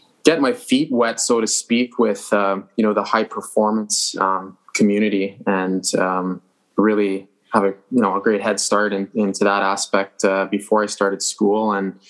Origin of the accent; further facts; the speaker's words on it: Montreal, Quebec, Canada; I grew up in Montreal, in the west side of the city in Dorval